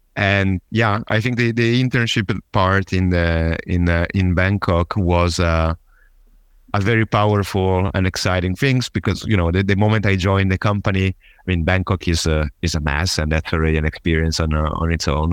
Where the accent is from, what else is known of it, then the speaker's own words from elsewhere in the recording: Genoa, Liguria, Italy; accent: Italian; English is a second language; moved away as an adult; also born or lived in south of Germany; I'm originally from Italy, uh, specifically from Genova